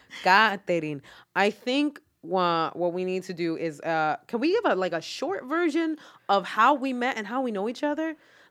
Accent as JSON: {"language": "English", "town": "New York City", "region": "New York", "country": "United States", "tie": "born or raised there", "said": "because I grew up in the South Bronx with a lot of people."}